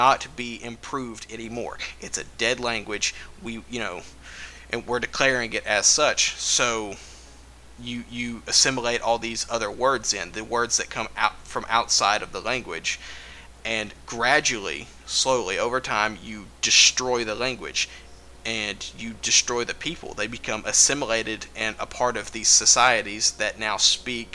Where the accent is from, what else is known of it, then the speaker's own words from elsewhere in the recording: East Texas, United States; I'm from East Texas by the Gulf of Mexico in the United States